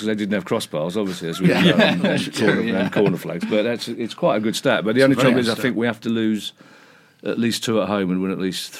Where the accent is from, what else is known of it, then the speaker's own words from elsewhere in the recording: England, United Kingdom; we're English